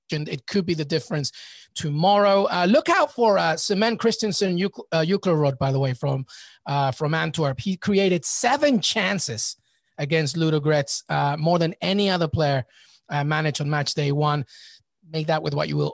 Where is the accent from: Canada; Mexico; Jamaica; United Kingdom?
United Kingdom; England; moved away; I grew up in England